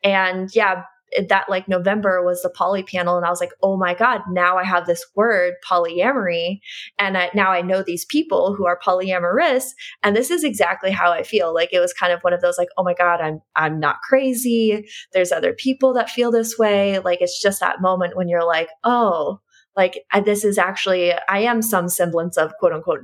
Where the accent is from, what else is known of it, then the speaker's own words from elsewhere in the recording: Midwest, United States; I grew up in the Midwest.